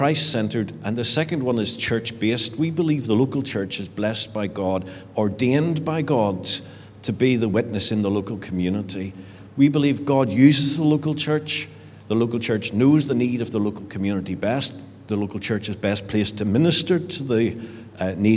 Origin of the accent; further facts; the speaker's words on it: Richhill, Northern Ireland, United Kingdom; moved away as an adult; also born or lived in England; I grew up in Rich Hill. It's a great village and not very far away.